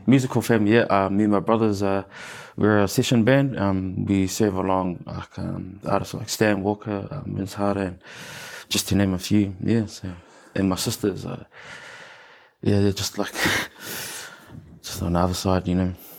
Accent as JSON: {"language": "English", "region": "Auckland", "country": "New Zealand", "tie": "born or raised there", "said": "the one and only um, best place in Auckland, uh, Mount Albert. Born and raised, and I'm still there."}